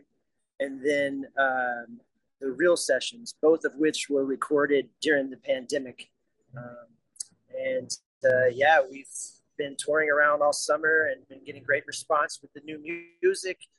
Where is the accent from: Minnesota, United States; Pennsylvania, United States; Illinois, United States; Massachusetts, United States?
Illinois, United States; Chicago; We're from Chicago